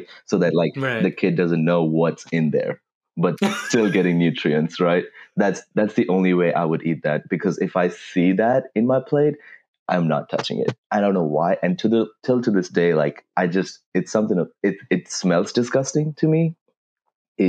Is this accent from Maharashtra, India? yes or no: no; Madhya Pradesh, India; moved away as an adult; now in United States; I'm originally from Madhya Pradesh, India. I came to UCO 4 years ago